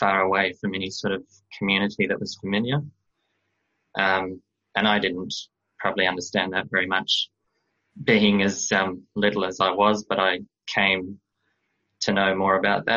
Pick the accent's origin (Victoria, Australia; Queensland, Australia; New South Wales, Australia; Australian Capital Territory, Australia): Queensland, Australia; Toowoomba; also born or lived in Dubai, United Arab Emirates / Brisbane, Australia; I was born in Dubai in the Emirates. And we came to Australia when I was about 4 years old, with my whole family, with my brother and sister, and we came to Brisbane first, to Queensland.